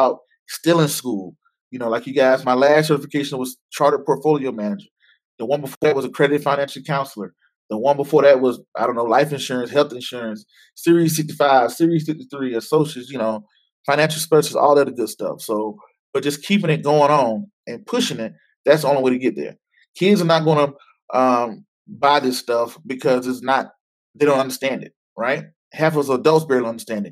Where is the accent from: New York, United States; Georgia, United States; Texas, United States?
Georgia, United States; Waynesboro; moved away; I'm going to be in Waynesboro, Georgia, back in my hometown